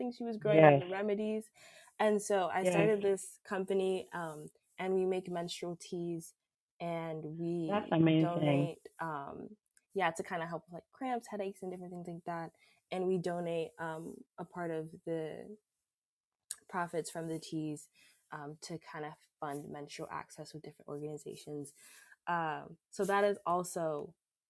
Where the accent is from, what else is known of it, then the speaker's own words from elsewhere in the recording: South Florida, United States; I'm actually the daughter of Jamaican immigrants, and I grew up in South Florida